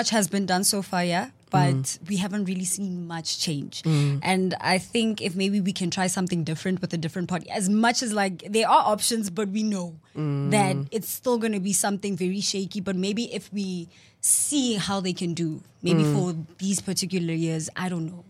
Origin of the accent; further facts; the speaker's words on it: Pretoria, Gauteng, South Africa; I am a petty girl from Pretoria. Yes. I am 21 years of age.